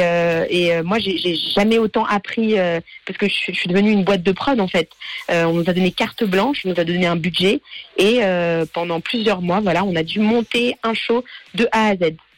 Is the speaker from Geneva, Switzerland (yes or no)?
yes; Geneva, Switzerland; je suis genevoise